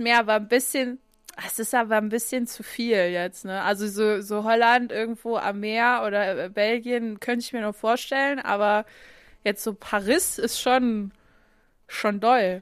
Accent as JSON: {"language": "German", "region": "Saarland", "country": "Germany", "said": "von uns Saarländern"}